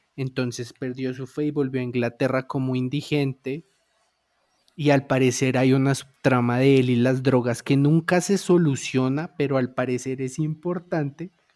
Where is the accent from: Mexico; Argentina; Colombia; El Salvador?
Colombia; Bogotá; nosotros como bogotanos